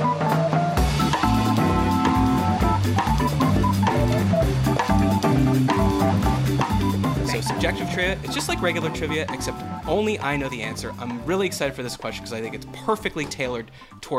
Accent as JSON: {"language": "English", "country": "Canada", "said": "we're both Canadians"}